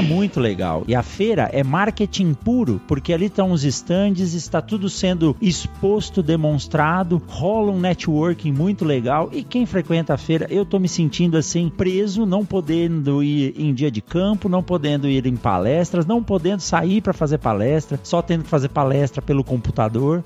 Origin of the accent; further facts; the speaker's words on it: São Paulo, Brazil; eu nasci em São Paulo também